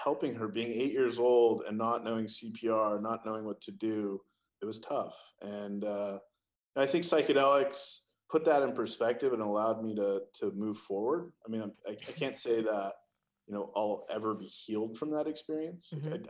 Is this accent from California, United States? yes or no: yes; California, United States; Well, look, I come from Silicon Valley. And the reality is that we do like to move fast.